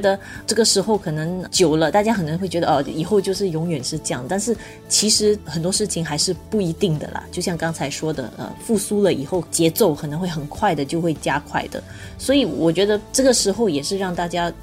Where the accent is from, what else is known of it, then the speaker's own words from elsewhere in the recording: Singapore; 作为新加坡人